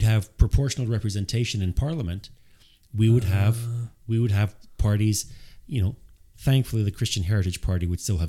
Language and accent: English; Canada; also born or lived in Iowa; I'm Canadian.